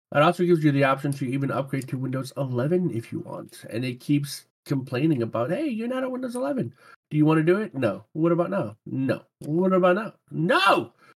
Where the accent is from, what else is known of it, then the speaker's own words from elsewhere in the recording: Louisiana, United States; moved away; I grew up in Louisiana and I actually used to hunt gators with my grandpa